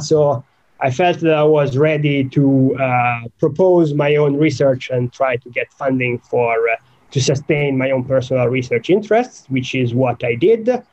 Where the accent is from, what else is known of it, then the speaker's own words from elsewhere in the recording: Italy; moved away as an adult; now in United Kingdom; I grew up in Italy